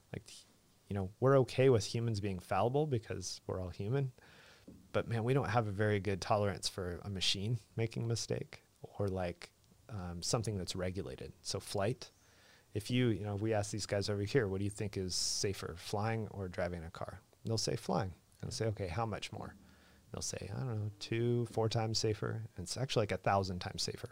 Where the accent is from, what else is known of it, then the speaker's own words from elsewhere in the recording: Idaho, United States; moved away; also born or lived in New River Valley, Virginia; I'm from Idaho.